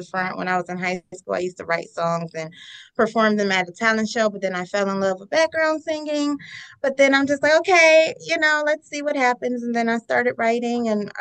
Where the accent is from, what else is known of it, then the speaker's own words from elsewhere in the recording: Cleveland, Ohio, United States; I'm from Cleveland, and so Cleveland has an amazing music scene here